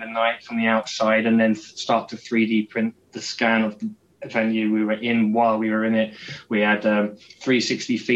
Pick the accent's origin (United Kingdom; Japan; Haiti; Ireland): United Kingdom; Peterborough, East of England; I was running a club night in my hometown in the UK in Peterborough called Flux